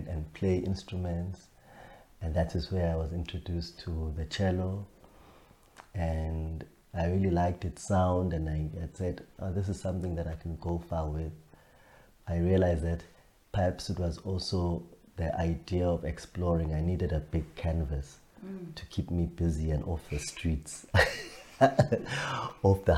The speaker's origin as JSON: {"language": "English", "area": "Matateni", "region": "KwaZulu-Natal", "country": "South Africa", "tie": "born or raised there", "said": "I was born in Matateni, which is in KwaZulu Natal"}